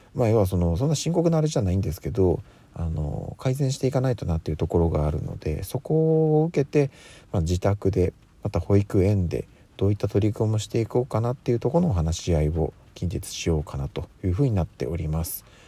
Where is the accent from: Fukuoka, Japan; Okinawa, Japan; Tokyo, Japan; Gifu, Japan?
Tokyo, Japan; 私はあの、東京に、まあ、生まれ育って、えー、今に至るわけなんですけども